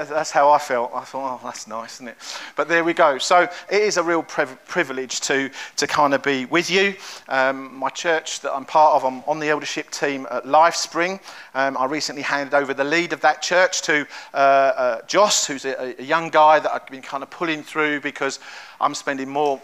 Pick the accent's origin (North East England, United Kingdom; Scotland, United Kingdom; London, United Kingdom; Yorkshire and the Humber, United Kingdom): London, United Kingdom; But I'm from London. You can probably tell from my accent.